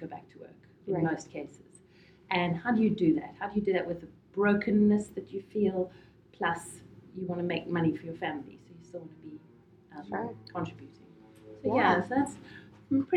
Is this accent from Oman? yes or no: no; Johannesburg, Gauteng, South Africa; moved away as an adult; now in Boston, United States; I come from Johannesburg in South Africa, and I moved to Boston 2 years ago